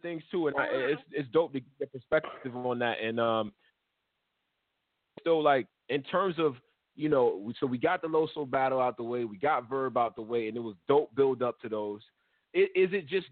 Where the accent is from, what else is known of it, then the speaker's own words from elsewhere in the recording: New York, United States; I'm from New York